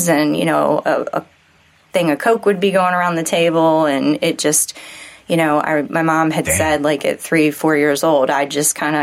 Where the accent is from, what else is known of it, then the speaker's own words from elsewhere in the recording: Pasadena, Maryland, United States; Pasadena, Maryland